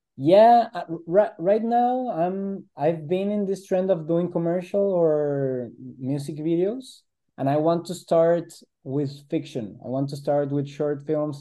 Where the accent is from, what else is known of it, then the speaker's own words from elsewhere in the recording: Guadalajara, Jalisco, Mexico; we're on the west side of Mexico, we're from Guadalajara